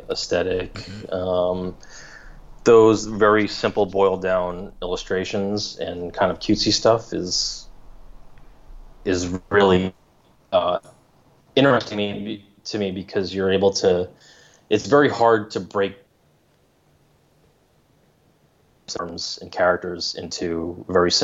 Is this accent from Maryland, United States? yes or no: no; New York, United States; now in Los Angeles, United States; I grew up in New York